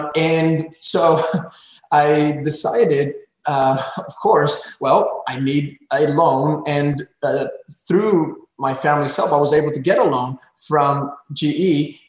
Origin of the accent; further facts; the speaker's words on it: Pembroke Pines, Florida, United States; there was an abandoned Circuit City in this corner of my hometown, Pembroke Pines, Florida, in Broward County.